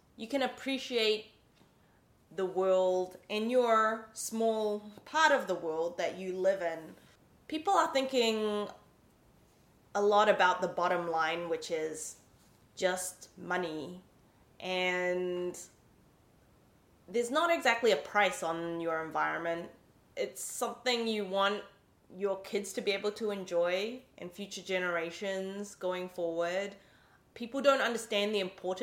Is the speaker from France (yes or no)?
no; New Zealand; now in San Francisco, United States; I'm from New Zealand, so we always grew up with like an amazing connection to the environment